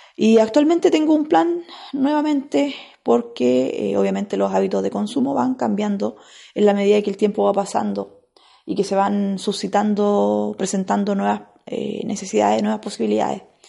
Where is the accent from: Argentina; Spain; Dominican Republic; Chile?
Chile; Biobío; allá en la región del Biobío, que fue la región donde yo nací